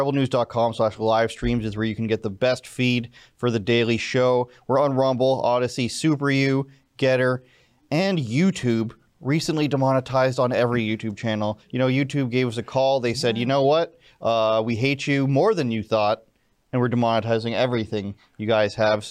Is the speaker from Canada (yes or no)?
yes; Oshawa, Ontario, Canada; I am from Oshawa